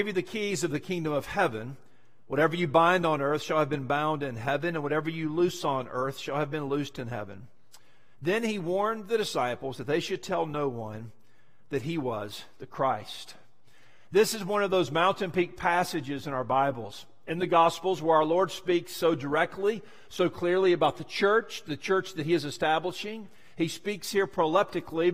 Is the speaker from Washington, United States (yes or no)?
no; Mobile, Alabama, United States; moved away; I am from Mobile, just down the road